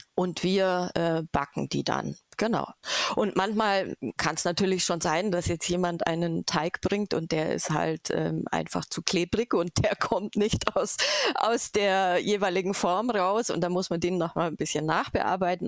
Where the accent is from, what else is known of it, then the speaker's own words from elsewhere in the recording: Augsburg area, Bavaria, Germany; ich komme aus der Augsburger Gegend